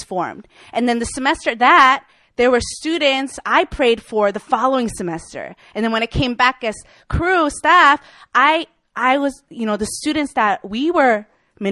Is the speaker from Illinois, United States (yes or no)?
yes; Chicago, Illinois, United States; now in Seoul, South Korea; I'm from Chicago, Illinois